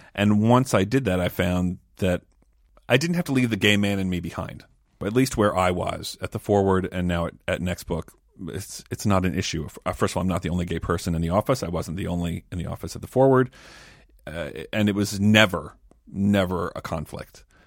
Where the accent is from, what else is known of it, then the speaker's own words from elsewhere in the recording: Maryland, United States; growing up in Maryland in a fairly observant, conservative household